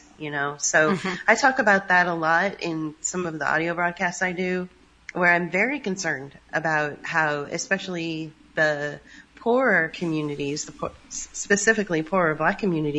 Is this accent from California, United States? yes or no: yes; San Francisco, California, United States; I'm from San Francisco